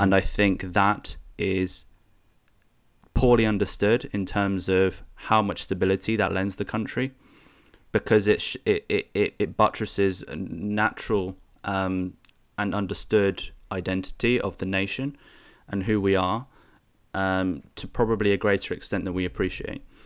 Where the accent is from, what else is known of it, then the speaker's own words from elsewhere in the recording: United Kingdom; we British